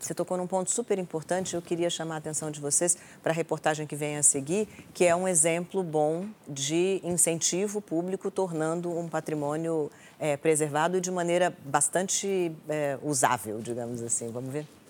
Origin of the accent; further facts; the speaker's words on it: Brasília, Federal District, Brazil; eu nasci em Brasília, então eu nasci numa cidade tombada